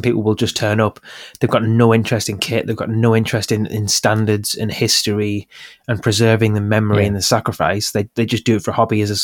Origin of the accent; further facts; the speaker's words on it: Middlesbrough, North East England, United Kingdom; Captain Cook was from my hometown